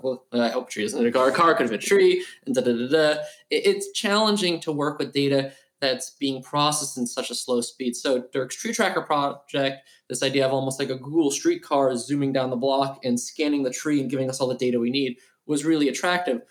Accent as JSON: {"language": "English", "town": "New York City", "region": "New York", "country": "United States", "tie": "born or raised there", "said": "growing up in New York"}